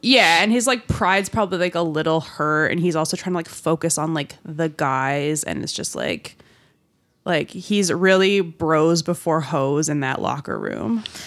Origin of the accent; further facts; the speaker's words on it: Newmarket, Ontario, Canada; moved away; my hometown